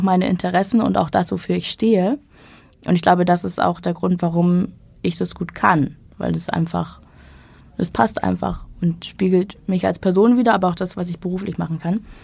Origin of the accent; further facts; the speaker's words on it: Schleswig-Holstein, Germany; moved away as an adult; also born or lived in Hamburg; Ich bin in Schleswig-Holstein aufgewachsen, dann zum Studium nach Hamburg gezogen